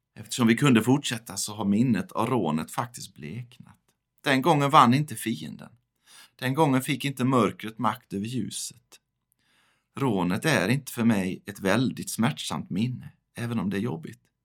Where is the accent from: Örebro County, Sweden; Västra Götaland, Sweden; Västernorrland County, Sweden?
Västra Götaland, Sweden; Västergötland; also born or lived in Chiclayo, Peru; now in northern Skåne, Sweden; bor i norra Skåne, även om jag är född och uppvuxen i Västergötland